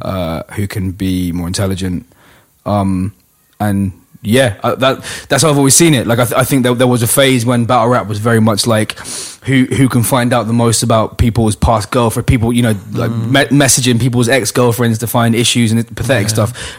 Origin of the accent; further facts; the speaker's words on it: London, United Kingdom; I grew up in Hackney on the back streets